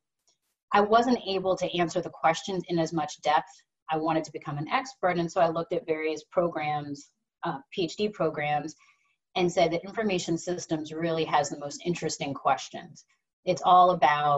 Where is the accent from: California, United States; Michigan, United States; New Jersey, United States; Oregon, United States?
New Jersey, United States; I'm originally from New Jersey, and I've always loved New York City. I grew up about an hour away from there